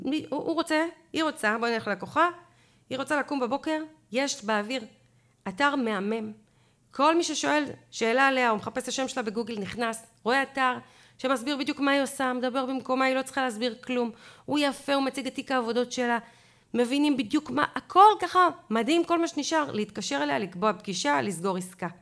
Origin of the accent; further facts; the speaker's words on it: Israel; אנחנו ישראלים